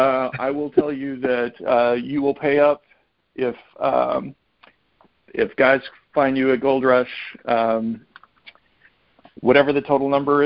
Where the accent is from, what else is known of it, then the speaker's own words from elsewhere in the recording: Charlotte, North Carolina, United States; I'm always going to go with my hometown guys, and Charlotte's going to be where I'm going to say it's going to be.